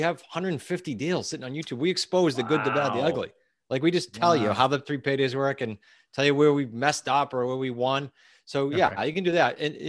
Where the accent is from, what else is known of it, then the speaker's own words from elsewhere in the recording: New England, United States; We are from New England.